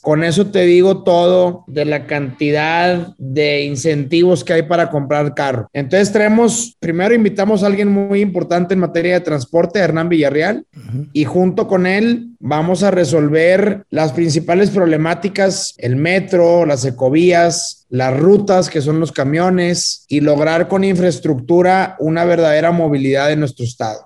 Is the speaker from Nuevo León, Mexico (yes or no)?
yes; Nuevo León, Mexico; soy de Nuevo León y voy a ser gobernador de Nuevo León